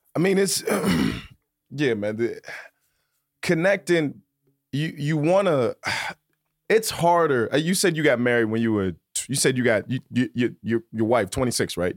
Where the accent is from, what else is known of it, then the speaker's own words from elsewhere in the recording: Virginia, United States; moved away; also born or lived in New York City; I'm from Virginia